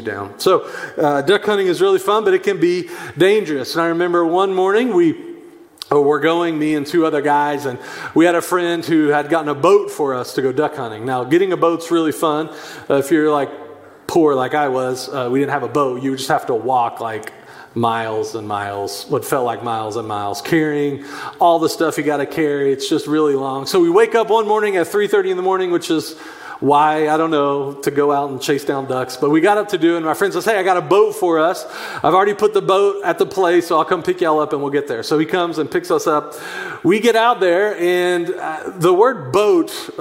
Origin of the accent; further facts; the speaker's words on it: Chattanooga, Tennessee, United States; I grew up in Chattanooga, Tennessee